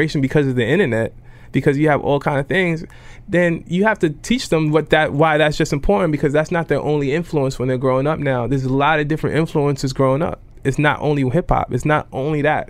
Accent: New York City, New York, United States; I grew up in Brooklyn

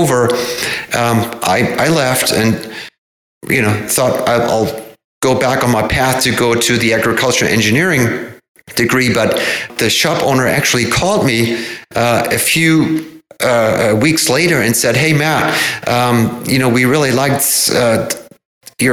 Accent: Hamburg, Germany; moved away as an adult; now in Everett, United States; I found a summer job in a marine hardware store in my hometown of Hamburg

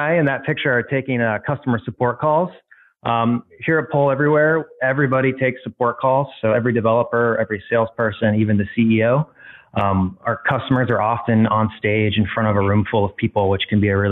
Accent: Stallings, North Carolina, United States; now in San Francisco, United States; I'm from Stallings, North Carolina, which is just south of Charlotte, North Carolina. And I'm currently residing and working in San Francisco, California

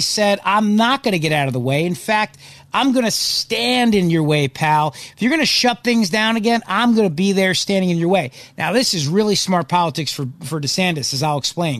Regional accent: New Jersey, United States; I grew up in Jersey, and I live in Jersey.

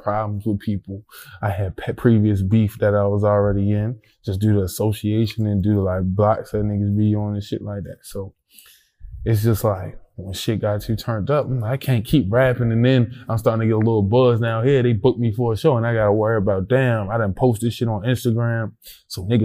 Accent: Baltimore, Maryland, United States; moved away as an adult; also born or lived in Atlanta; I'm from Baltimore.

